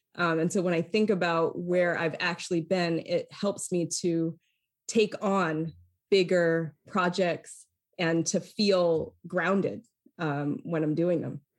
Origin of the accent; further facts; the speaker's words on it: Lewiston, Maine, United States; now in San Francisco, United States; I hail from the state of Maine and that I was born and raised in what we call South Central Maine